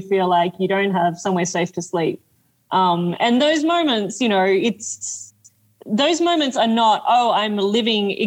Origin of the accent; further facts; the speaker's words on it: Australia; moved away; I come from Australia. So I grew up in a place where there were deadly snakes everywhere